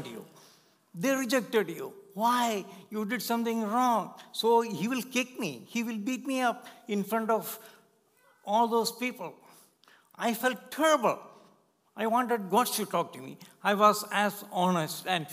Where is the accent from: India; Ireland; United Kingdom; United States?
India; born or raised there; English is a second language; moved away as an adult